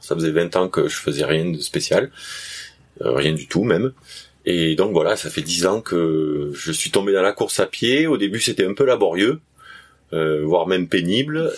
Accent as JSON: {"language": "French", "region": "south of France", "country": "France", "also_born_or_lived": "Réunion", "accent": "southern French", "said": "je viens du sud de la France comme euh, on peut l'entendre, je pense à mon accent."}